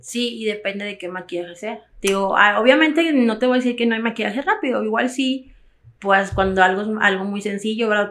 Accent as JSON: {"language": "Spanish", "country": "Mexico", "said": "todos somos mexicanos"}